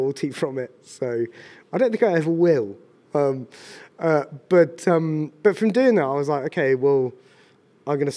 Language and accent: English; Ashdown Forest, Sussex, South East England, United Kingdom; moved away as an adult; also born or lived in London; I'm from Sussex originally, or grew up on Ashdown Forest.